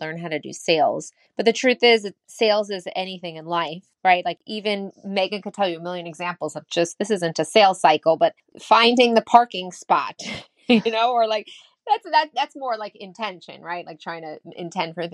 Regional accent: New York, United States; I'm from New York

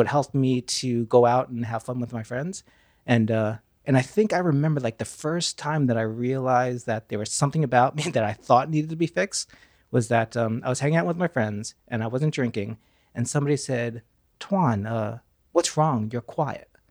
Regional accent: Pleasantville, New York, United States; I grew up in uh, Westchester County, Pleasantville, New York

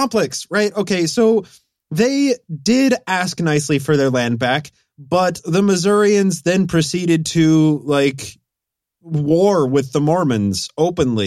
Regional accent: Utah, United States; I grew up in Utah

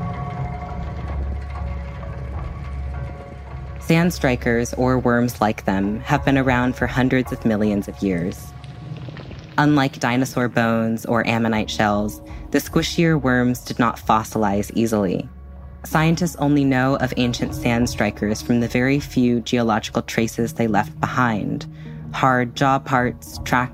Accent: Bay Area, California, United States; How we were both half Asian, how we grew up in the Bay Area

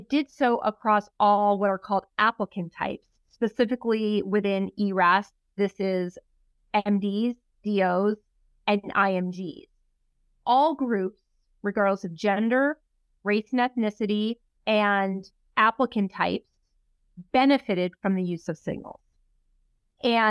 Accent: Los Angeles, California, United States; I am from Los Angeles. I did all my training in Los Angeles.

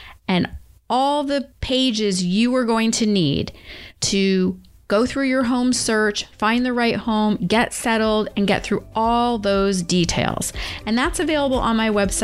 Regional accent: Maine, United States; now in Connecticut, United States; I grew up there and my family's still there

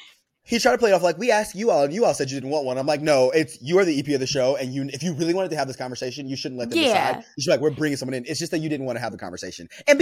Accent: Missouri, United States; I'm from Missouri. Missouri. Yeah, I'm from Missouri.

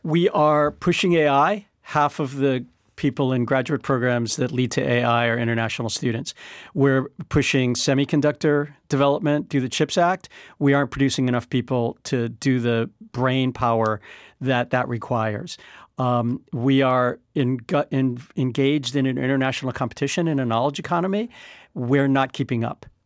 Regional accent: United States; as an American

